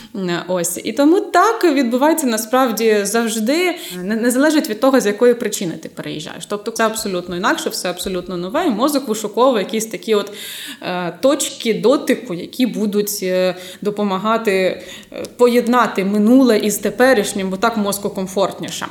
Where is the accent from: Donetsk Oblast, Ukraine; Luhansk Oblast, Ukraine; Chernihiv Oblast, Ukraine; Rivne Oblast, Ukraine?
Luhansk Oblast, Ukraine; moved away as an adult; now in Zaporizhzhia, Ukraine; народилася я і виросла на Луганщині